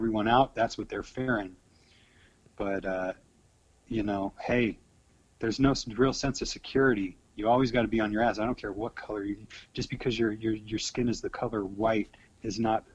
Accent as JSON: {"language": "English", "area": "the Bay Area", "region": "California", "country": "United States", "moved": "yes", "lives_now": "Arizona, United States", "said": "I'm from the Bay, man, where it's tough"}